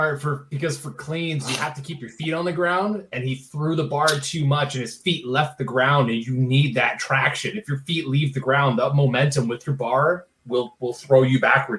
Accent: Minnesota, United States; And I'm from Minnesota, and everybody there touts Caribou coffee

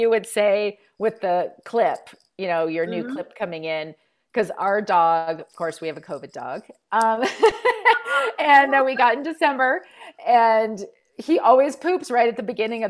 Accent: California, United States; now in Colorado, United States; I grew up in California. I live in Colorado.

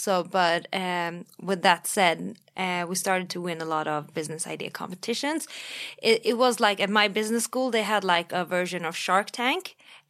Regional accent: Sweden; Yes, I was made, assembled, and born in Sweden.

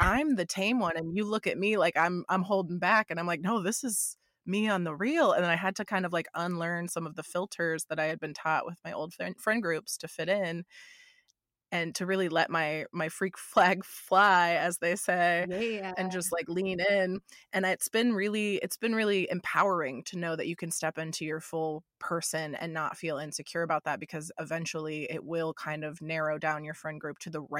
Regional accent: Florida, United States; I moved from Florida, where I was always the weirdest one, the most outgoing, kind of strange one that everybody made fun of.

